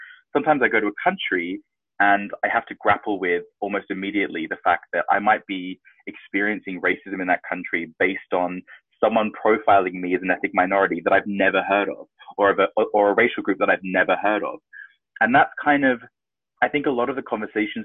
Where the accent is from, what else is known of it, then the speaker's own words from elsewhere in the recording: Sydney, New South Wales, Australia; now in United Kingdom; the part of Sydney that I grew up in, again, was super duper white